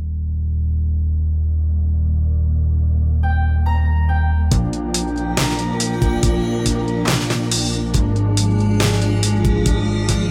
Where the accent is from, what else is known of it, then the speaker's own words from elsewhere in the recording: Michigan, United States; because I'm from Michigan